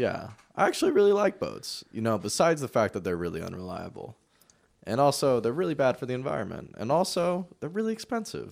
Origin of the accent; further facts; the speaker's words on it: Bay Area, California, United States; also born or lived in Bellingham, Washington; now in Portland, United States; I was born in the Bay Area and then I moved up to Bellingham and now I live in Portland